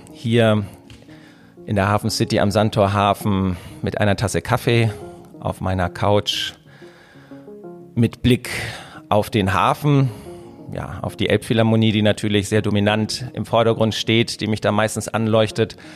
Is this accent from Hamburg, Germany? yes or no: yes; Hamburg, Germany; born there; Also ich bin ja Hamburger, geborener Hamburger und bin damals 2004 wieder nach Hamburg zurückgekommen.